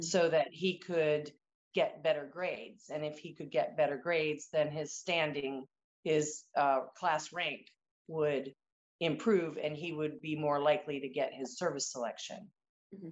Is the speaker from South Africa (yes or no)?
no; Annapolis, Maryland, United States; growing up in Annapolis, my parents actually sponsored one of the very first female midshipmen at the academy